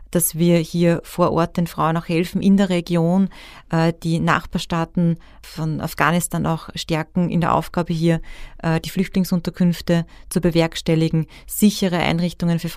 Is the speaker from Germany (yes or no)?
no; Austria; Und ich möchte aber auch sagen, dass wir dass wir einfach als Österreicher wahnsinnig viel geleistet haben.